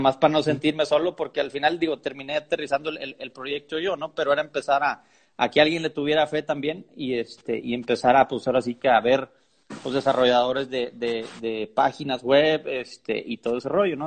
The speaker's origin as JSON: {"language": "Spanish", "town": "Monterrey", "region": "Nuevo León", "country": "Mexico", "said": "De Monterrey, soy de Monterrey."}